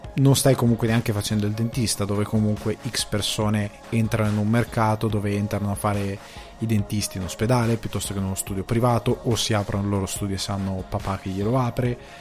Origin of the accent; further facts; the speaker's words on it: Crema area, Lombardy, Italy; da dove vengo io? Eh, Cremasco, zona Cremasca